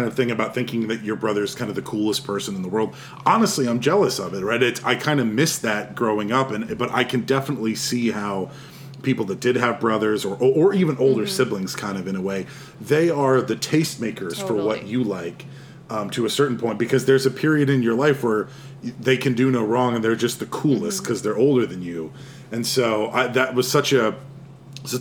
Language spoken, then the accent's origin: English; Texas, United States; I grew up in Texas